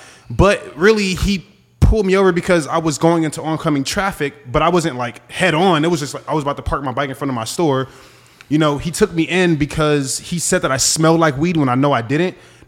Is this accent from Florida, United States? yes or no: no; Los Angeles, California, United States; I grew up in South Central too